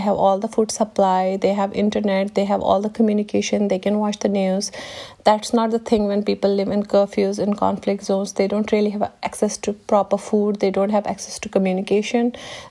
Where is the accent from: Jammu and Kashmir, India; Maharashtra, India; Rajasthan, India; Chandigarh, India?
Jammu and Kashmir, India; I mean, I come from Kashmir, which is a conflict zone. I have spent most of my life inside the house because there was a curfew outside.